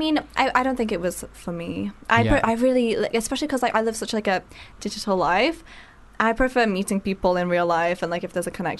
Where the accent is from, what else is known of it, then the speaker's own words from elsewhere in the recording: Isle of Man; moved away; I'm from the Isle of Man. It's a small island.